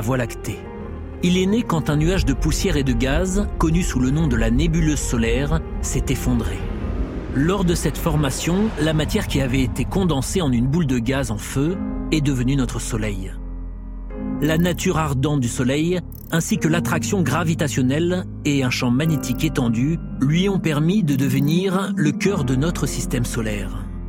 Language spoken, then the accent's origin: French; France; je suis un enfant du soleil, de l'autre côté aussi de la Méditerranée, même si je suis né là, en France